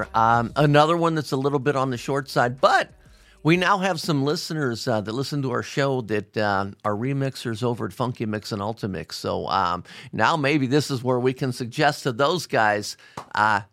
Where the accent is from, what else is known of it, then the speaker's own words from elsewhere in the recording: Cincinnati, Ohio, United States; my hometown of Cincinnati, Ohio